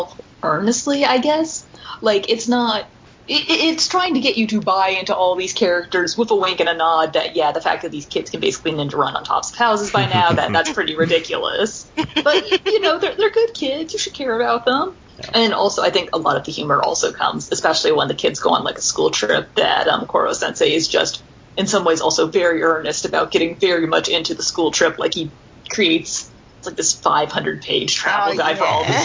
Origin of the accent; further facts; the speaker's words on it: United States; as an American